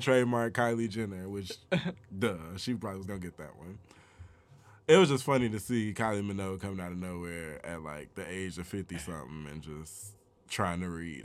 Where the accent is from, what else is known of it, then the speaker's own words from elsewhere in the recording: Chicago, Illinois, United States; now in Atlanta, United States; I'm from Chicago